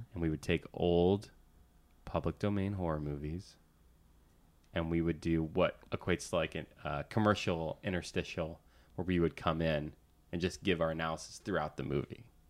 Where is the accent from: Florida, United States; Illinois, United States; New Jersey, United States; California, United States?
Florida, United States; Central; now in Los Angeles, United States; I grew up in Central Florida